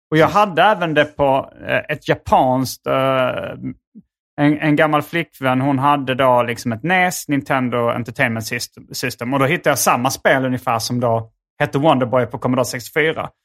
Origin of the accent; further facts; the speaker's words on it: Hjärup, Skåne, Sweden; i Hjärup där jag växte upp